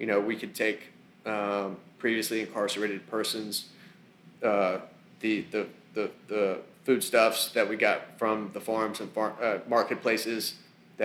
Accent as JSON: {"language": "English", "region": "the South", "country": "United States", "tie": "born or raised there", "said": "I grew up in the South"}